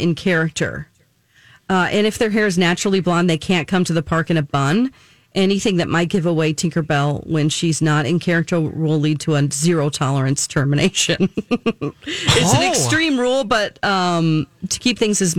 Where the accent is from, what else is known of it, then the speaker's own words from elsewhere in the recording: Orange County, California, United States; I'm from Orange County, California